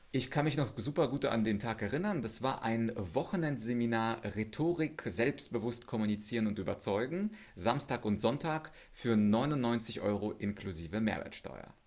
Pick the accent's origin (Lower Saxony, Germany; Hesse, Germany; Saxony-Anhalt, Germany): Lower Saxony, Germany; Osnabrück; now in Munich, Germany; bei mir in meiner Heimatstadt Osnabrück